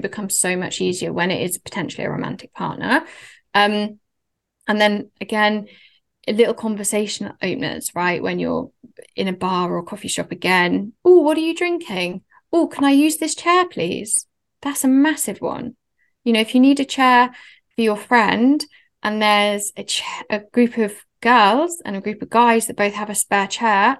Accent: Oxford, South East England, United Kingdom; moved away as an adult; also born or lived in London; we're both from Oxford. He went to the same school as my brother

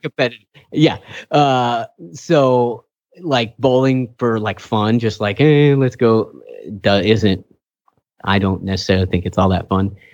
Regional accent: Kingsburg, California, United States; I'm from Kingsbury

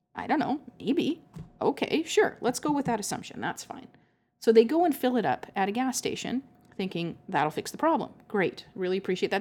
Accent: Canada; accent: Canadian; I'm Canadian.

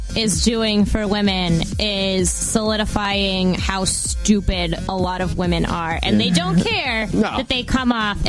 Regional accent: Worcester, Massachusetts, United States; I grew up in Worcester. I have a bit of a criminal accent.

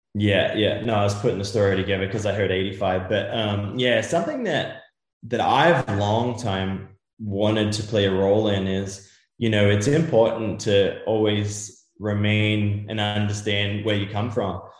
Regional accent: Australia; also born or lived in Europe; now in United States; growing up in Australia as a young Australian kid

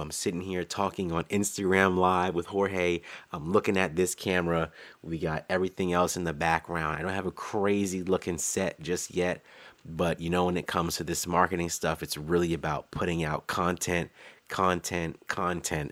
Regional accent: Maryland DMV area, United States; I'm a designer from the Maryland D M V area

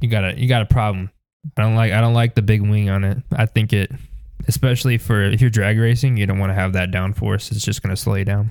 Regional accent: United States; being American

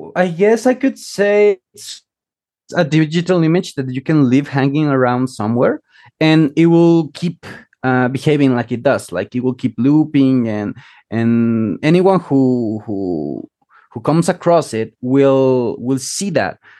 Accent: Chiapas, Mexico; moved away; originally from Mexico, uh, from Chiapas, which is like the southernmost state in Mexico.

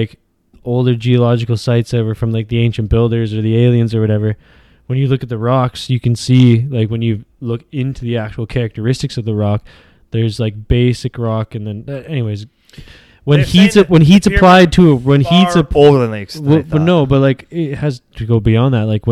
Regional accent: Chilliwack, British Columbia, Canada; where I grew up in Chilliwack

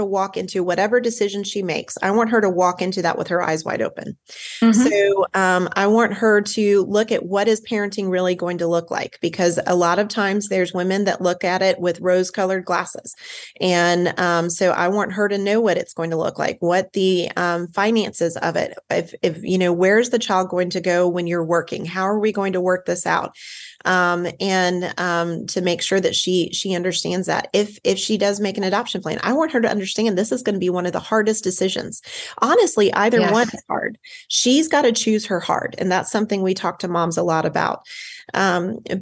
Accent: the South, United States; I am from the South

